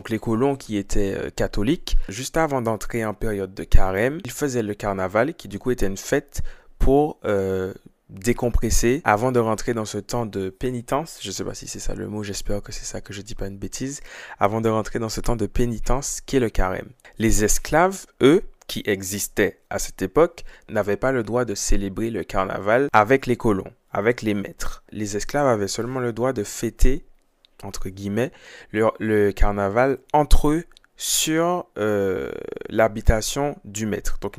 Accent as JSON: {"language": "French", "country": "Martinique", "said": "moi je suis martiniquais, c'est le carnaval que je connais le, mieux"}